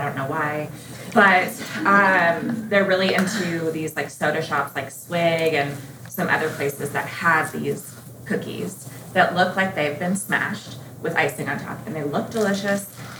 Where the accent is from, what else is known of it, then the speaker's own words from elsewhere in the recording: Colorado, United States; now in Arkansas, United States; So I grew up in Colorado, but I live in Arkansas now.